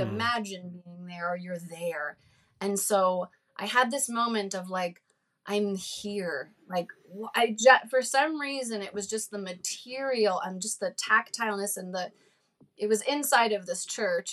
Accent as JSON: {"language": "English", "region": "New Jersey", "country": "United States", "tie": "born or raised there", "said": "growing up in New Jersey"}